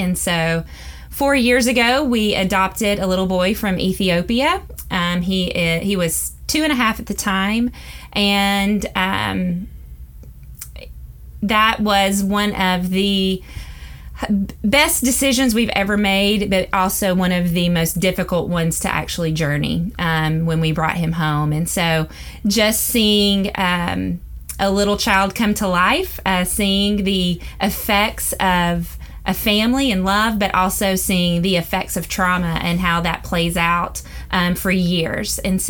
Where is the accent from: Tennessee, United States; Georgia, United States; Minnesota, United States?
Tennessee, United States; also born or lived in Mississippi; Well, it's pretty plain to hear that I am from the South. And so I was born and raised in, born in Mississippi, raised in Tennessee, to amazing parents, and just had a great childhood.